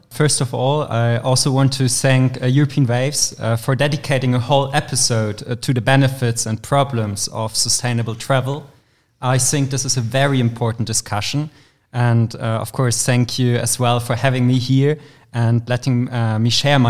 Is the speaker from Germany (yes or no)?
yes; Leipzig, Saxony, Germany; moved away as an adult; also born or lived in Prague; now in Leiden, Netherlands; I studied in Prague before, and Leipzig is my hometown.